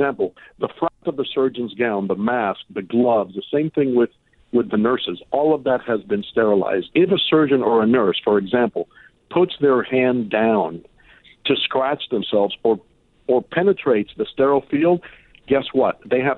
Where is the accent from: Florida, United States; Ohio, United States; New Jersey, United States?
Florida, United States; Miami; also born or lived in Cuba; Yeah, exactly. And, you know, I was born in Cuba, and I remember that very well. I mean, that was after we were already here and in Miami.